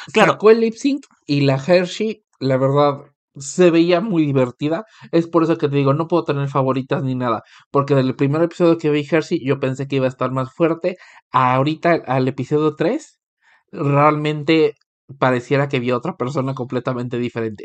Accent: Mexico; moved away; Y es tan común que te digan a ti, como mexicano, "Ah, México, fiesta

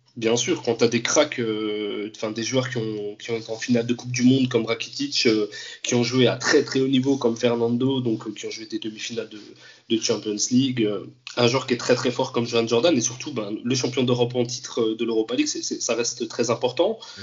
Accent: France; also born or lived in Andalusia; bien que j'ai grandi en France, donc moi n'ai pas grandi en Espagne

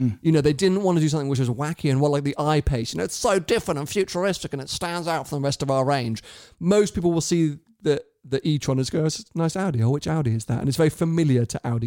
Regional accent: United Kingdom; I, as a Brit, felt safe moving through Italy

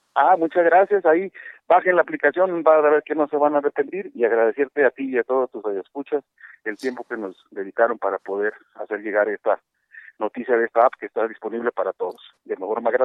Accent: Mexico; nosotros como mexicanos

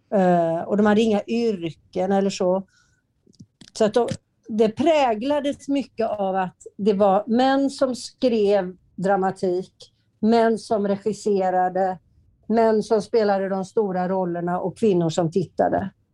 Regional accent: Partille, Västra Götaland, Sweden; i Partille där jag är uppvuxen

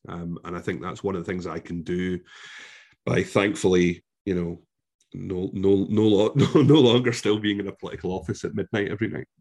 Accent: Scotland, United Kingdom; despite being utterly immersed in this brilliant country, for the government government of my country, I am deemed as not being Scottish.

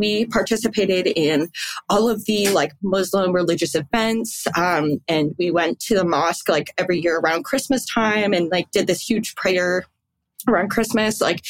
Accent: Barrie, Ontario, Canada; I was born and raised in Barrie, Ontario, Canada

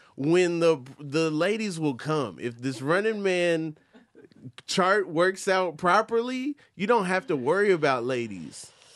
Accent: Atlanta, Georgia, United States; My mom raised me in Atlanta, Georgia

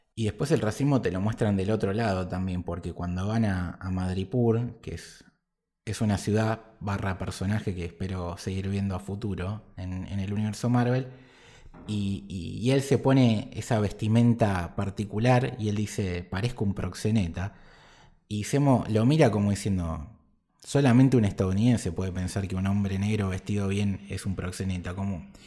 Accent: Argentina; nosotros como argentinos

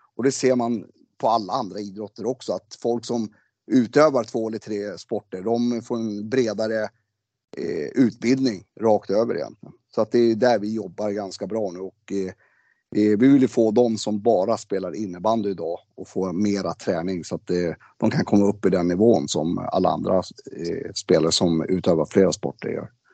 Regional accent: Sweden; Jag är född i Sverige

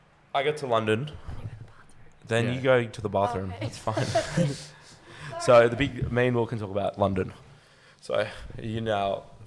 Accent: Australia; accent: Australian; my Australian accent

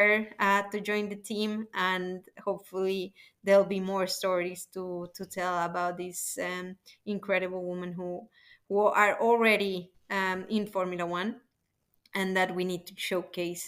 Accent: Colombia; I'm from Colombia

